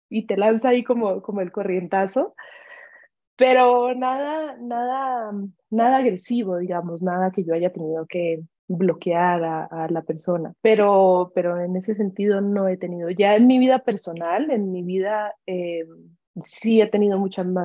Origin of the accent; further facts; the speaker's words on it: Ecuador; also born or lived in Colombia; empezando por el que, bueno, soy colombiana y me vine a vivir muy chiquita a Ecuador, a pesar de que son dos culturas muy parecidas